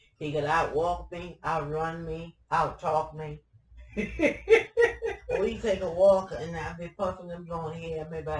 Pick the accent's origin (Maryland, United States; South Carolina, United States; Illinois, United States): South Carolina, United States; Due West; moved away as an adult; also born or lived in Philadelphia / New York; I was born in Abbeville County, due west. Mm-hmm. Up in the country.